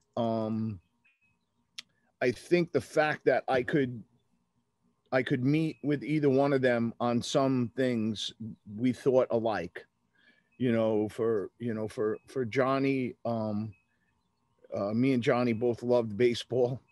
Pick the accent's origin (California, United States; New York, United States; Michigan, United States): New York, United States; Long Island; moved away as an adult; I wanted to get out of my hometown